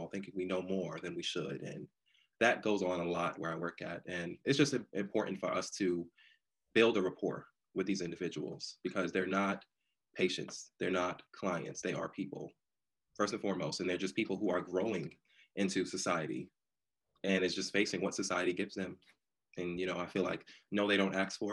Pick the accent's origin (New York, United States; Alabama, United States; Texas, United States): New York, United States; New York City; now in Durham, United States; I'm originally from New York, born and raised in Brooklyn, then I relocated to North Carolina, Durham, North Carolina, to be exact